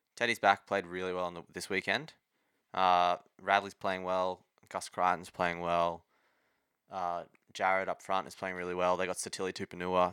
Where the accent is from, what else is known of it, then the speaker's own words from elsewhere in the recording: Redcliffe, Queensland, Australia; I was born in Redcliffe.